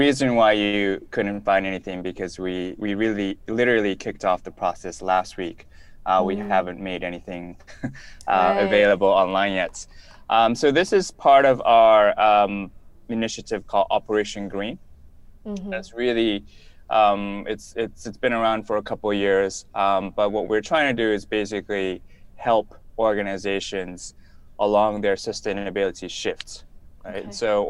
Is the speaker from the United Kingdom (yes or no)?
no; Japan; also born or lived in Tokyo; now in Bali, Indonesia; I'm originally from Japan, but I've lived in many different corners of the world. My wife and kids and I currently live in Bali, Indonesia.